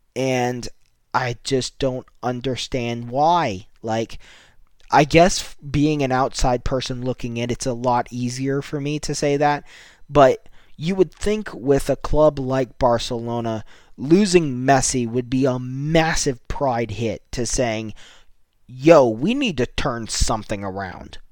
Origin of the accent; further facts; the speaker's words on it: United States; as a American myself